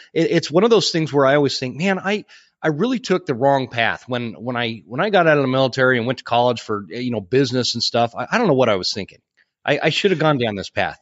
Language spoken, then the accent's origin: English; Utah, United States; I grew up in Utah where it's, it's, there's only mule deer